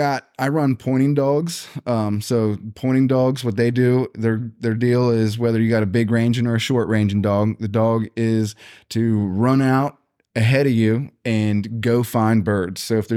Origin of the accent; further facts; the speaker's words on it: Gettysburg, Pennsylvania, United States; I'm from Gettysburg, Pennsylvania